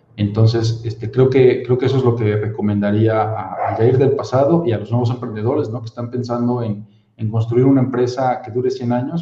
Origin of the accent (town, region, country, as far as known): Mexico